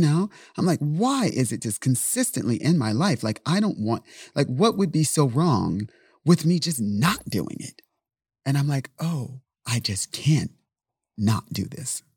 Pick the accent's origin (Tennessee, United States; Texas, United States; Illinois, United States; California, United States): California, United States; San Diego; I speak Spanish just by default because I'm from San Diego